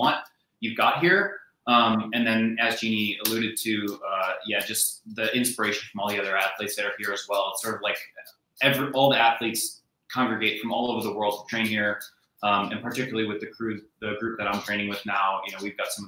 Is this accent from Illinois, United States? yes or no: yes; Chicago, Illinois, United States; moved away as an adult; now in Boulder, United States; I'm American. I grew up in Chicago, but I live here in Boulder, Colorado